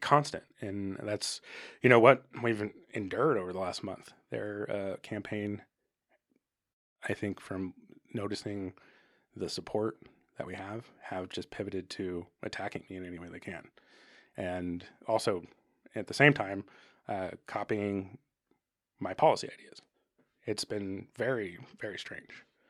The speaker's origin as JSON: {"language": "English", "town": "Arcata", "region": "California", "country": "United States", "tie": "born or raised there", "said": "I grew up in Arcata"}